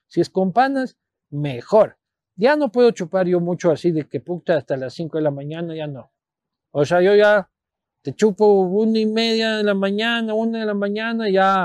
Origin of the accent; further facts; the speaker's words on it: Quito, Pichincha, Ecuador; also born or lived in Spain; yo soy nacido en Quito, criado en Quito, vivo en Quito, amo Quito